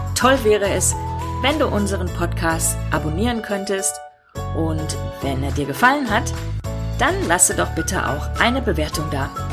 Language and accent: German; Ruhr area, North Rhine-Westphalia, Germany; ich komme aus dem Ruhrgebiet. Wir haben eh eine flapsigere Sprache